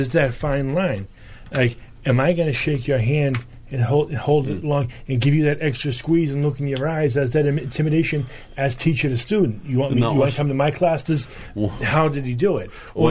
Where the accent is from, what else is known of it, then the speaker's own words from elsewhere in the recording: Boston, Massachusetts, United States; we're Irish from Southie.